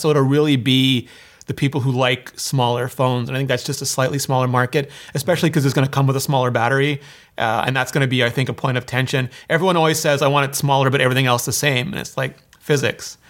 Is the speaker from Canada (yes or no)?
yes; Canada; I'm Canadian